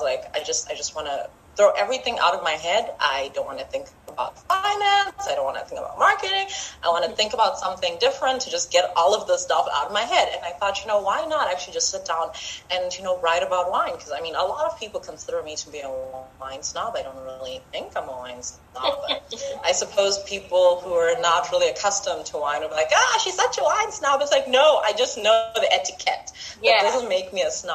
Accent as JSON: {"language": "English", "country": "Zimbabwe", "moved": "yes", "lives_now": "Botswana", "said": "I'm from Zimbabwe, but I live in Botswana, so I am African."}